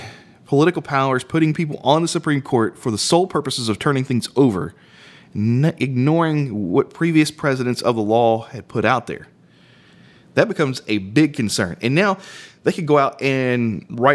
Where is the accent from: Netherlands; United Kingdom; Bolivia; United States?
United States; we, as an American society